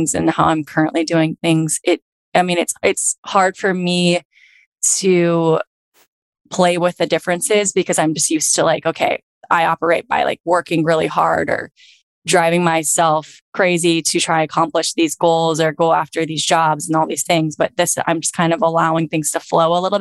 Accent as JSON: {"language": "English", "town": "Virginia Beach", "region": "Virginia", "country": "United States", "tie": "born or raised there", "moved": "as an adult", "lives_now": "Los Angeles, United States", "said": "back in Virginia Beach in my hometown"}